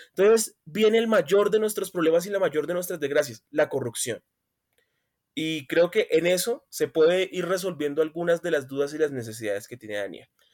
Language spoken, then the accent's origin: Spanish; Buenaventura, Valle del Cauca, Colombia; now in Bogotá, Colombia; no nací acá, nací en Buenaventura